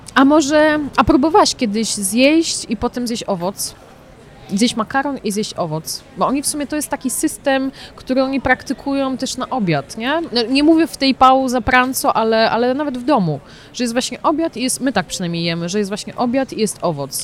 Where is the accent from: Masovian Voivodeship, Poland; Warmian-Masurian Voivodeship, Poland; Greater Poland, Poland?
Greater Poland, Poland; Poznań; moved away as an adult; now in Milan, Italy; Ja jestem poznanianka